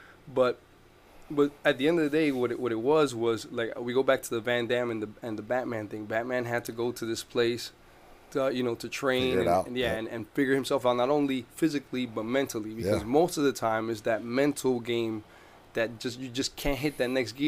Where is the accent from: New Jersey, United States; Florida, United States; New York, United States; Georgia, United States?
New Jersey, United States; Newark; now in Orlando, United States; I come from Jersey. I'm from Newark, New Jersey